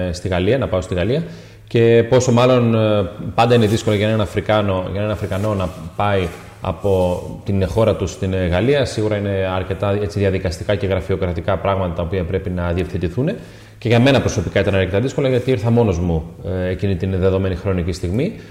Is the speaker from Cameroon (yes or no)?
yes; Cameroon; now in Greece; είμαι από το Καμερούν, είμαι 23 χρονών και αγωνίζομαι στην ομάδα του Αστέρα Tripoli.